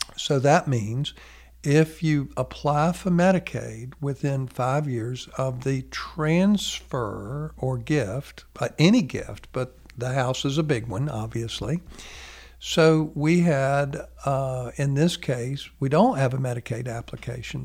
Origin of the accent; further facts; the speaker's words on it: United States; being an American